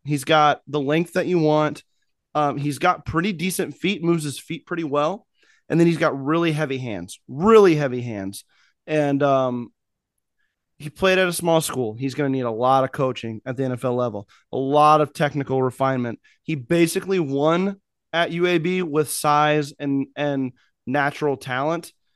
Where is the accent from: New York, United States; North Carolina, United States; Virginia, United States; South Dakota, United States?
South Dakota, United States; from my home state of South Dakota